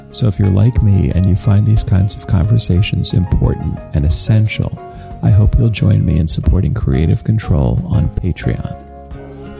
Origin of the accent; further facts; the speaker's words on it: Philadelphia, Pennsylvania, United States; I'm from Philadelphia, Pennsylvania